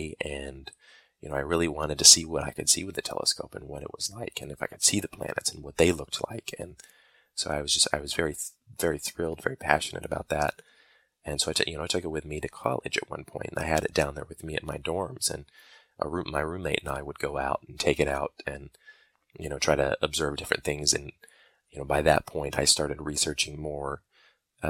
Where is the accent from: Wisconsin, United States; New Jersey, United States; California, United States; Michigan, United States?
Michigan, United States; moved away as an adult; also born or lived in Alabama; I was born and raised in Michigan, and I actually went to college in Alabama